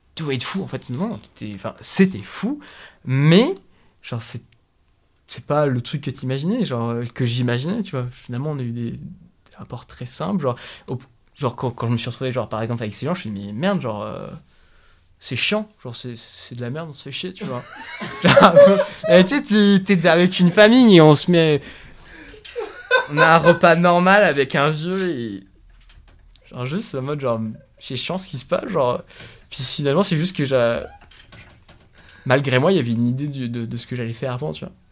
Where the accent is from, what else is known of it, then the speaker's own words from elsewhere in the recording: France; on est tous les deux français